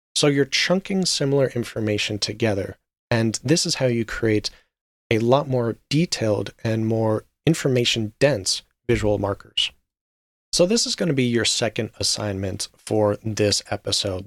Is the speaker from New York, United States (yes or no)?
no; Las Vegas, Nevada, United States; I am a U S citizen and I was raised in Las Vegas for a large portion of my life